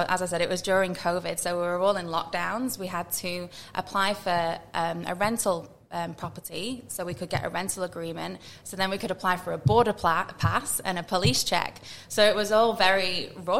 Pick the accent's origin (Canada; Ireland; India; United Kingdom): United Kingdom; Manchester, North West England; accent: Northern English; moved away as an adult; also born or lived in Sydney, Australia; now in Adelaide, Australia; I have got a very Northern English accent. I'm from Manchester